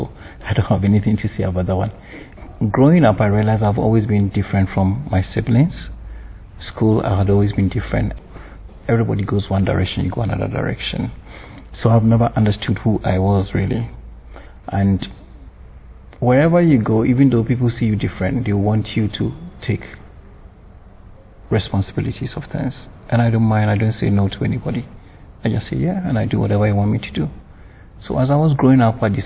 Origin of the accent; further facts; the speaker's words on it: Ghana; I was born in Ghana